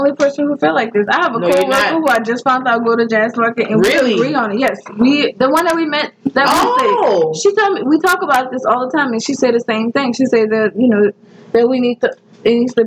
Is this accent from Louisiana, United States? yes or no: yes; New Orleans, Louisiana, United States; I'm from the West Bank